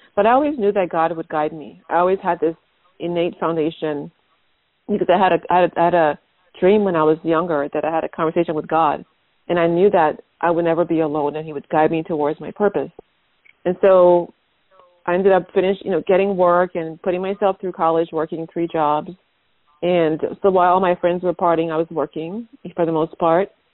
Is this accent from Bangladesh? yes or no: no; Liberia; now in United States; I'm from Liberia, West Africa.